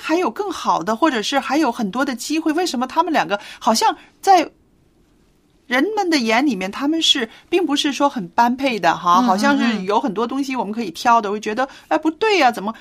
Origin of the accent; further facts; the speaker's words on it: China; 我们中国人说，啊，避风的港湾